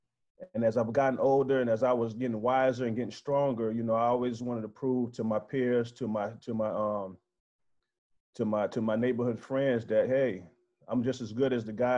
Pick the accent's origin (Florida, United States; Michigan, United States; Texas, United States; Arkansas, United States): Florida, United States; Tampa; growing up in East Tampa, known as Jackson Heights